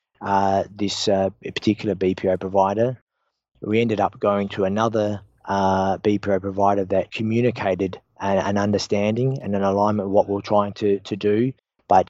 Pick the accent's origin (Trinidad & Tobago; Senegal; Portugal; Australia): Australia; I'm an Australian and the founder and CEO of EMAPTA